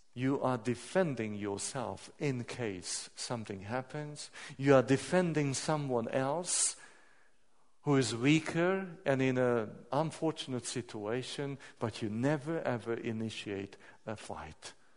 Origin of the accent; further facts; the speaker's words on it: Hungary; I'm coming from Hungary